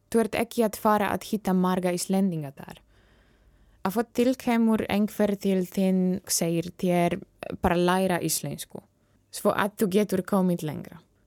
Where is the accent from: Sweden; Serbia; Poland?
Poland; Icelandic is a second language; moved away as an adult; now in Iceland; ég er frá Pólandi